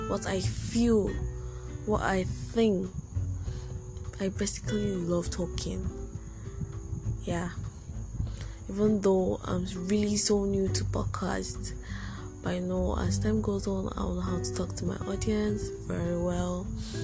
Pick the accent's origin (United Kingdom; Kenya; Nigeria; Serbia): Nigeria; I'm a Nigerian and I'm a student of University of Calabar.